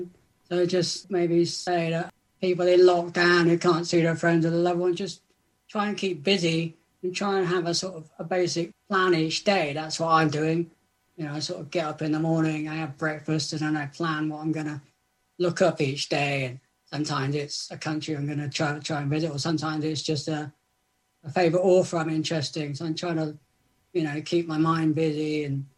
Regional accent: South West England, United Kingdom; I'm from Southwest England

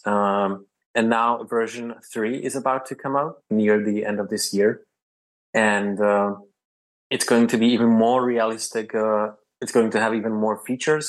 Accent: Prague, Czechia; I come from Prague, which is the capital of the Czech Republic.

